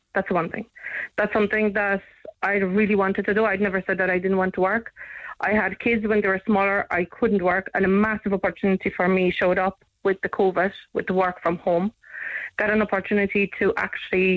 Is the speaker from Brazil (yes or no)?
no; Poland; now in Ireland; I was born in Poland